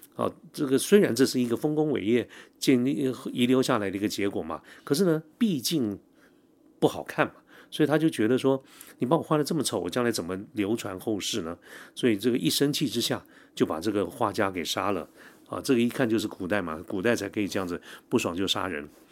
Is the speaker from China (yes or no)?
no; Taiwan; 我们台湾这边